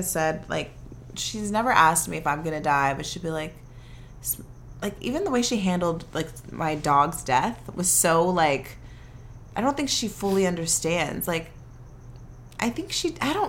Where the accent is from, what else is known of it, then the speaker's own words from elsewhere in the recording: San Fernando Valley, California, United States; accent: valley girl; me and Jamila are valley girls. We are straight from the 818.